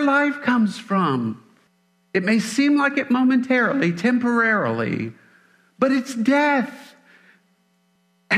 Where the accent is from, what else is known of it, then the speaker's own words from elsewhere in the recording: Mississippi, United States; I'm from Mississippi.